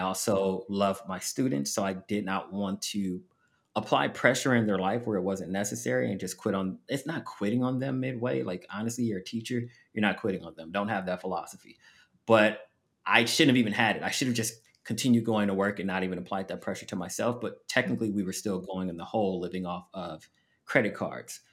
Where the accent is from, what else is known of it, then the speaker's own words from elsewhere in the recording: Los Angeles, California, United States; moved away as an adult; also born or lived in Abu Dhabi / Las Vegas; I am from Los Angeles, but the first job I received was in Las Vegas.